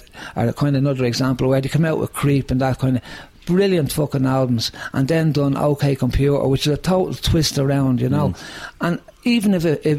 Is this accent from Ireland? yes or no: yes; Dublin, Leinster, Ireland; I grew up in Finglas West here